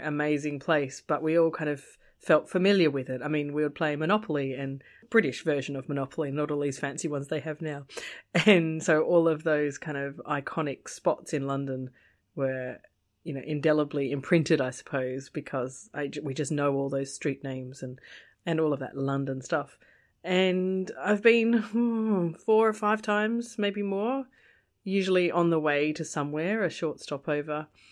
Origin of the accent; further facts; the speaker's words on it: Australia; As an Aussie, growing up here in Australia